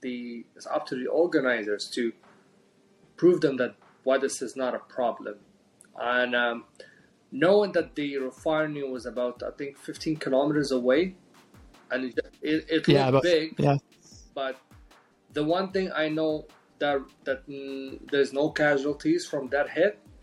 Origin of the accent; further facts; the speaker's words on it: Jeddah, Makkah Province, Saudi Arabia; also born or lived in Morocco; I grew up half of my life in Jeddah and half of my life in Morocco because of the ethnicity of my mom. My mom is half Moroccan and my dad is Saudi, so I've been here and there between all my life, but mostly in Jeddah